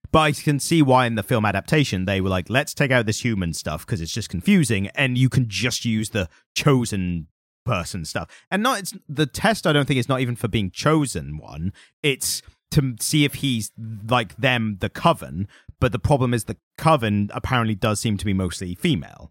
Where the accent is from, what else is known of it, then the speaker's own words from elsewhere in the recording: United Kingdom; being British